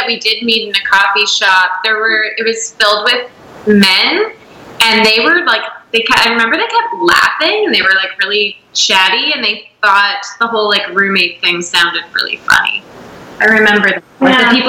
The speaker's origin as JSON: {"language": "English", "town": "Sault Ste. Marie", "region": "Ontario", "country": "Canada", "tie": "born or raised there", "moved": "yes", "lives_now": "Toronto, Canada", "said": "when I was a kid growing up in the Sault Ste. Marie"}